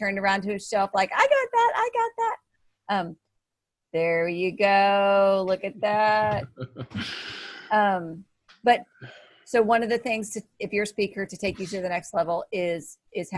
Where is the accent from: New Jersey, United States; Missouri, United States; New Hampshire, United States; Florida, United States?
Missouri, United States; I'm from Missouri